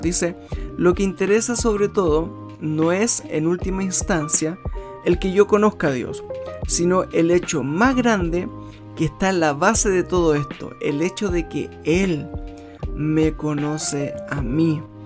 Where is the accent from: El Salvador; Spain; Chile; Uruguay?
Chile; en mi país